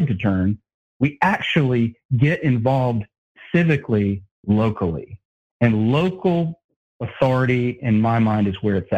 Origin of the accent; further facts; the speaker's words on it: North Carolina, United States; now in Texas, United States; I'm originally from North Carolina, but I live in Texas